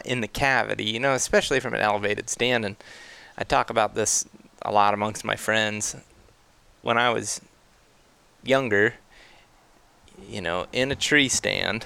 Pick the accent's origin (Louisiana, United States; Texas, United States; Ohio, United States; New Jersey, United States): Ohio, United States; now in Colorado, United States; growing up in Ohio